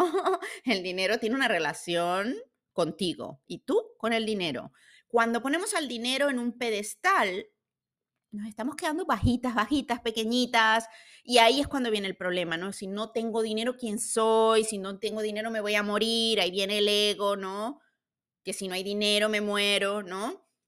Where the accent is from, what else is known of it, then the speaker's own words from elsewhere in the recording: Venezuela; now in Switzerland; Vivo en Suiza, soy de Venezuela